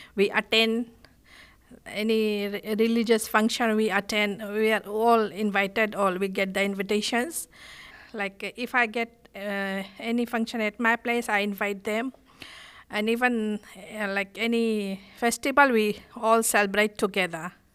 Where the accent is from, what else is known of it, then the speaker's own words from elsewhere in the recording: Fiji; accent: island English; English is a second language; moved away as an adult; now in Australia; I'm from Fiji